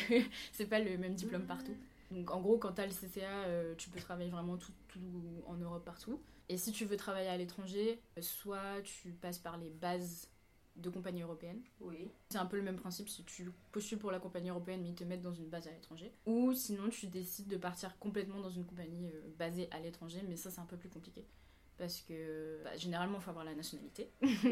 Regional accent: Réunion; moved away as an adult; also born or lived in Savoie, France / Paris, France; now in South Korea; Je suis originaire de l'île de la Réunion. J'y ai vécu la majeure partie de ma vie, à part pendant 4 ans.

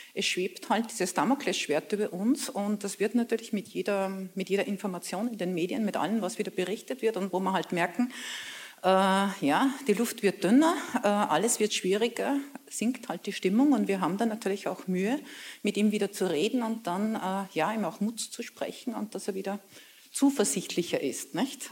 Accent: Braunau district, Upper Austria, Austria; Ich komme aus einem kleinen Dorf

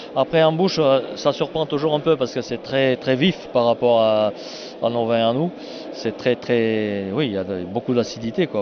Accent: foot of the Cévennes, Occitania, France; j'arrive du sud, moi. Par rapport à Strasbourg, on est au sud, 700 km vers la Méditerranée, au pied des Cévennes

